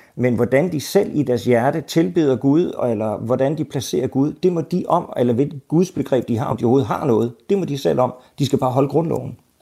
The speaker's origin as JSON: {"language": "Danish", "country": "Denmark", "said": "jeg er en dansker"}